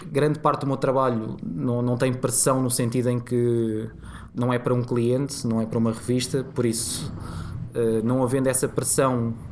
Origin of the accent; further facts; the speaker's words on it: Cascais, Lisbon, Portugal; porque curiosamente sou de Cascais.